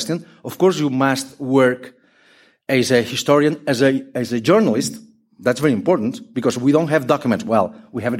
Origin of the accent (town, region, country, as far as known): Spain